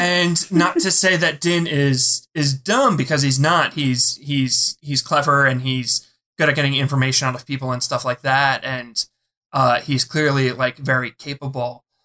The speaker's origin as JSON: {"language": "English", "town": "Philadelphia", "region": "Pennsylvania", "country": "United States", "said": "I'm from Philly."}